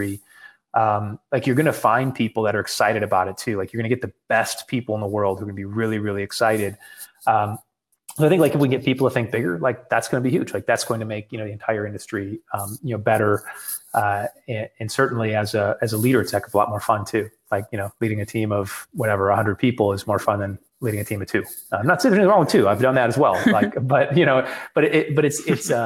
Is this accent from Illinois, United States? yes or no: no; West Michigan, United States; moved away; also born or lived in Laguna Beach, California; I'm from West Michigan. And actually the area I grew up in is there's more Spanish speaking